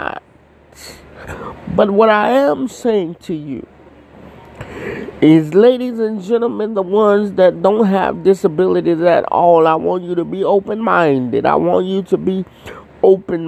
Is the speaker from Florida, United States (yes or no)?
yes; Florida, United States; I'm from Florida.